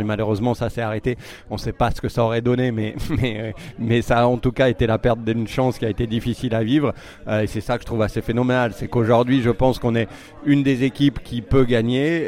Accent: France; je suis français

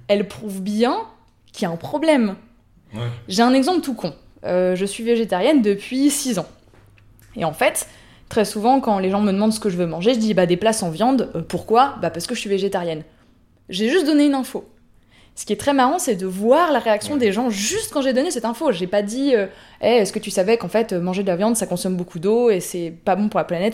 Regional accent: France; chez nous en France

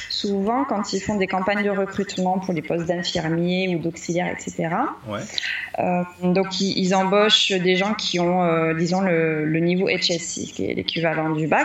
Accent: Réunion, France; Moi, je venais de la Réunion, donc je me dis, bah voilà, ces deux îles, elles sont très proches, elles ont une histoire qui se ressemble un petit peu.

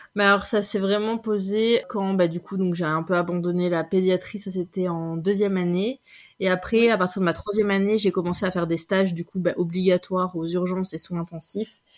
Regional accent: France; moved away as an adult; also born or lived in Belgium; now in Switzerland; je suis française

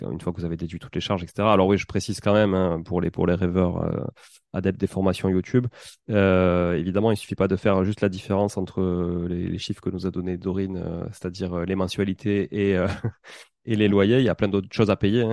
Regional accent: Toulouse, Occitania, France; accent: toulousain; mon accent toulousain

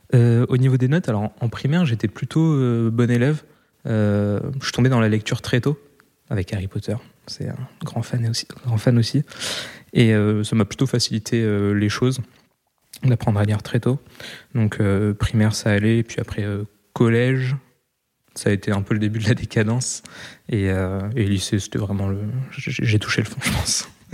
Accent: Roquebrune-Cap-Martin, Provence-Alpes-Côte d'Azur, France; also born or lived in Val-de-Marne, Île-de-France; je suis né en région parisienne, dans le 94, mais quand j'avais un mois, mes parents ont directement déménagé dans le sud de la France.

